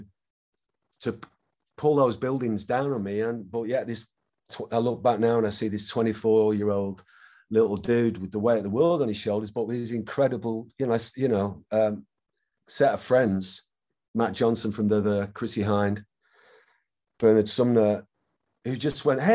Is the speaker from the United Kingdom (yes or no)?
yes; Manchester, North West England, United Kingdom; it blew up in my hometown.